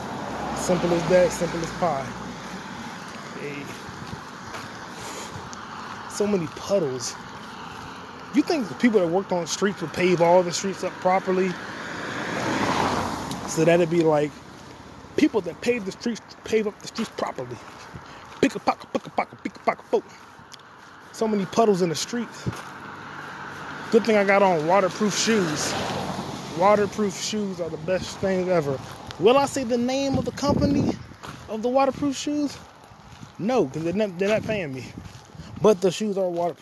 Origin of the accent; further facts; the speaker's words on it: United States; I was born in America